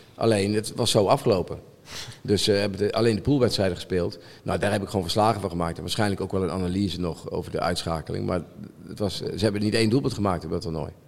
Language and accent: Dutch; Limburg, Netherlands; moved away; ik ben opgegroeid in Limburg vroeger